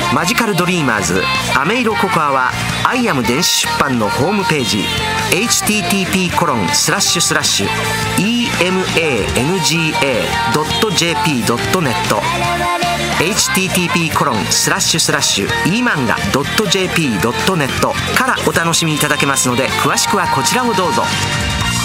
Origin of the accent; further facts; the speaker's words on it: Osaka, Japan; accent: Osaka dialect; 僕の大阪弁